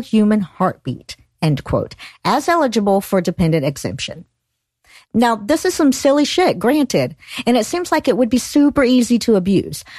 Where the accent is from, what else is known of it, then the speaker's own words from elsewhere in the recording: Georgia, United States; my home state, Georgia